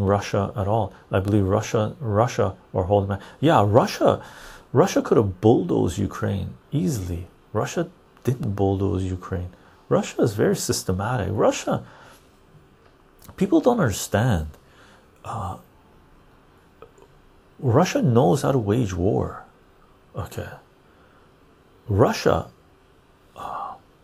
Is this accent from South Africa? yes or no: no; Canada; as a Canadian